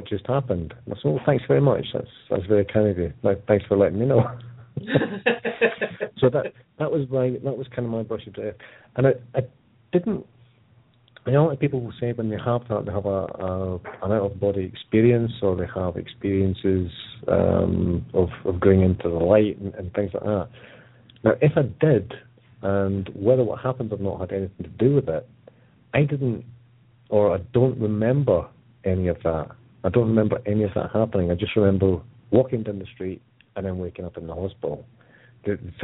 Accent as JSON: {"language": "English", "town": "Edinburgh", "region": "Scotland", "country": "United Kingdom", "tie": "born or raised there", "said": "the hospital I was born in Edinburgh"}